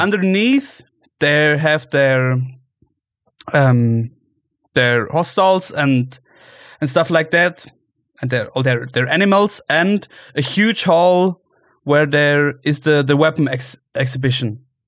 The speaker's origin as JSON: {"language": "English", "area": "Allgäu", "region": "Bavaria", "country": "Germany", "tie": "born or raised there", "lives_now": "Munich, Germany", "said": "you are in my hometown where I grew up"}